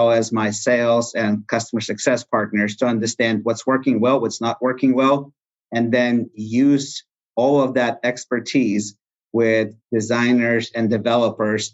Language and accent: English; Russia; now in Texas, United States; I was born in Russia